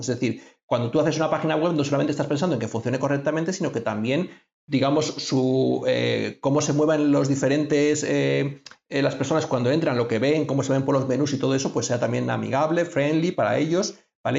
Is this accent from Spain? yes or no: yes; Spain; soy de España